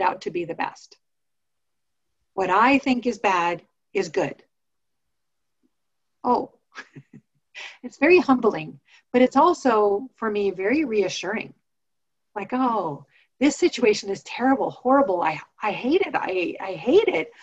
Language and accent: English; Montana, United States; I grew up in Montana